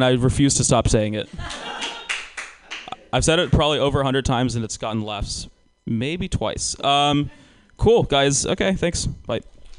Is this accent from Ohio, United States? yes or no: no; Georgia, United States; moved away; I grew up in Georgia.